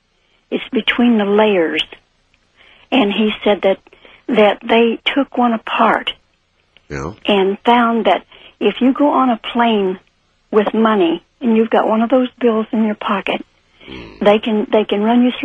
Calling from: Arkansas, United States; From Arkansas.

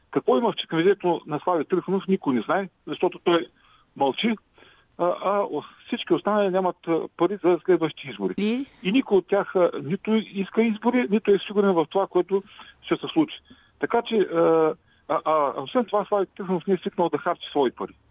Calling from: Ruse, Ruse Province, Bulgaria; Здравейте, здравейте госпожо Великова

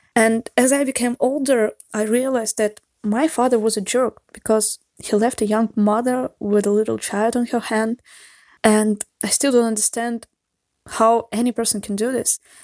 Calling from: Saint Petersburg, Russia; English is a second language; I'm calling you from Saint Petersburg, Russia. Uh, sorry for my accent or mistakes in grammar and vocabulary. English is not my mother tongue.

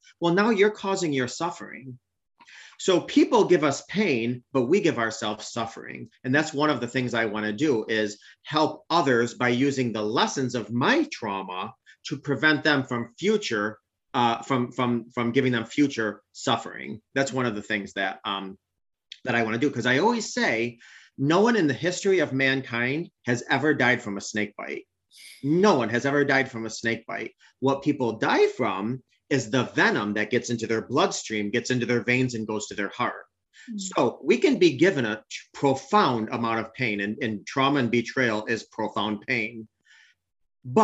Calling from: upstate New York, United States; I'm calling from the great New York State, upstate New York, actually.

